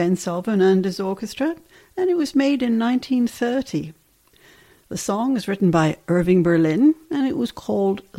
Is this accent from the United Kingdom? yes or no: yes; England, United Kingdom; growing up in England